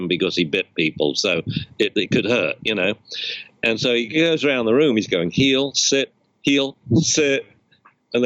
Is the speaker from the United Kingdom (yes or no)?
yes; England, United Kingdom; moved away; I'm English